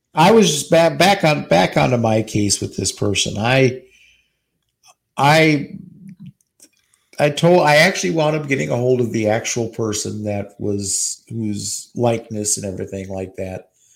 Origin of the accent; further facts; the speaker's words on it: New York City, New York, United States; now in Eagan, United States; from Queens, New York